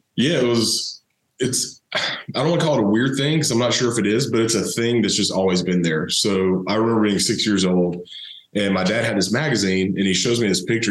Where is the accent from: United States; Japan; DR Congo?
United States; Thomasville, Georgia; I grew up down in South Georgia, uh, Thomasville, home of Charlie Ward